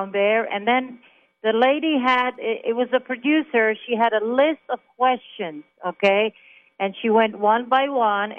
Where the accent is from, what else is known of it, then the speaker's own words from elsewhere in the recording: Jerusalem, Jerusalem District, Israel; English is a second language; moved away as an adult; also born or lived in Germany; now in Tucson, United States; I'm originally from Israel. So I was born in Israel. I was born in Jerusalem on Christmas Day